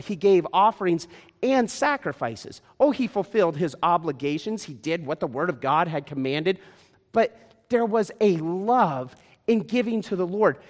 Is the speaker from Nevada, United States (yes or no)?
yes; Las Vegas, Nevada, United States; Vegas is my hometown.